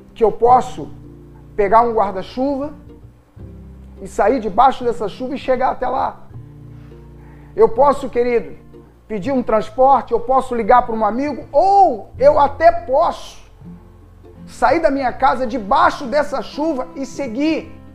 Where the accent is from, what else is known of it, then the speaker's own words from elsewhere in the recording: Rio de Janeiro, Brazil; accent: Carioca chiado; esse chiado no final nosso, que somos carioca